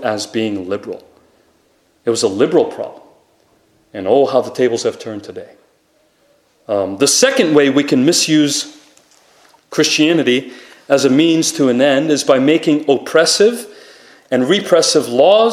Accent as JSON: {"language": "English", "region": "Rhode Island", "country": "United States", "said": "Rhode Island, which is my home state"}